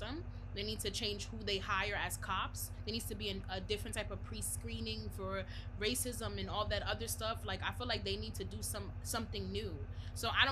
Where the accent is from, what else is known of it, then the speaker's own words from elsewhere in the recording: New York, United States; I'm from New York